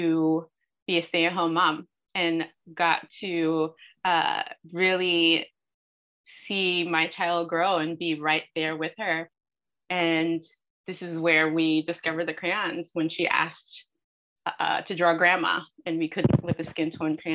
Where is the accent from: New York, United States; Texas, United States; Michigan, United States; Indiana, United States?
New York, United States; New York City; I grew up in New York City.